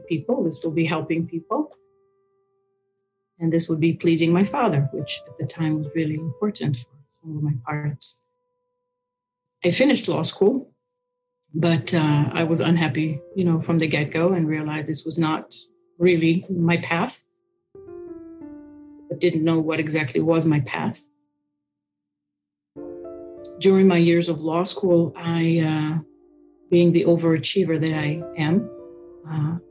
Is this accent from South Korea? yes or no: no; Israel; moved away as an adult; also born or lived in United States; I'm an Israeli. I lived in Israel at the time. I moved from Israel to America to get married